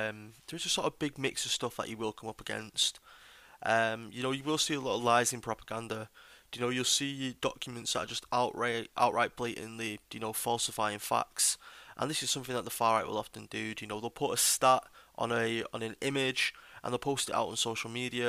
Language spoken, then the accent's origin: English; United Kingdom; me myself as a British patriot